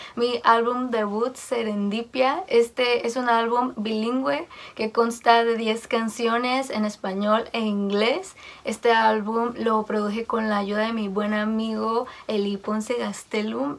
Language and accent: Spanish; Mexicali, Baja California, Mexico; soy de Mexicali, Baja California